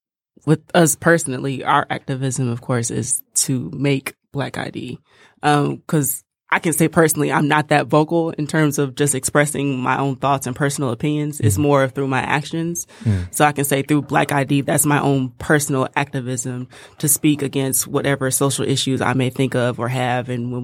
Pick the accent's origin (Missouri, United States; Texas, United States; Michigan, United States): Michigan, United States; Detroit; Yeah, West Side.